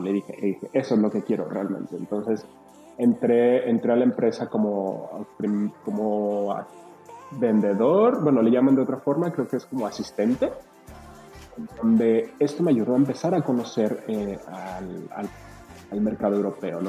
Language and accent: Spanish; Mexico; moved away as an adult; also born or lived in Guadalajara; Cuando yo me fui de México